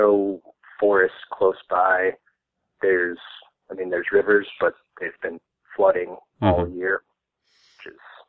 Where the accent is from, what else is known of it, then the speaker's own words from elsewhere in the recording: Michigan, United States; now in Omaha, United States; I'm originally from Michigan, mm-hmm. but kind of a Midwestern nomad, currently in Omaha.